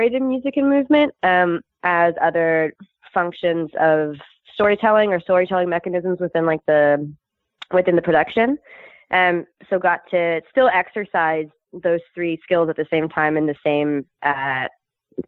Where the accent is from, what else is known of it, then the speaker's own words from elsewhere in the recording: Canada; moved away; also born or lived in Scotland; As a Canadian